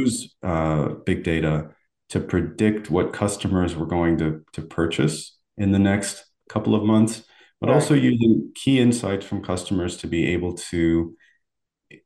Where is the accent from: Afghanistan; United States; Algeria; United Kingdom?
Algeria; Algiers, Algiers Province; moved away; I was born and raised in Algeria, in the city of Algiers